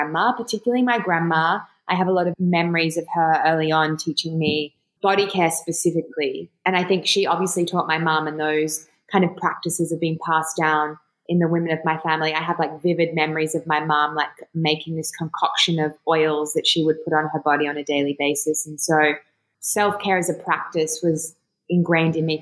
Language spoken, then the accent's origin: English; Australia; also born or lived in Jordan; I was born in Jordan and I grew up in Australia